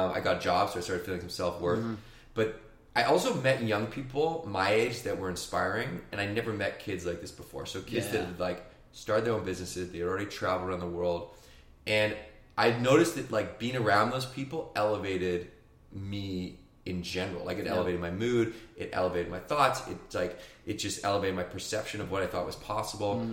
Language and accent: English; Victoria, British Columbia, Canada; I grew up in Victoria, BC in Canada